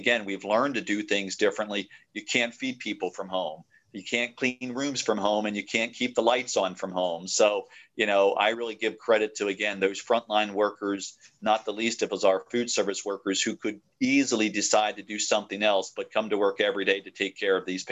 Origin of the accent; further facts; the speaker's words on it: York County, Pennsylvania, United States; I was born and raised in York County. I lived here all my life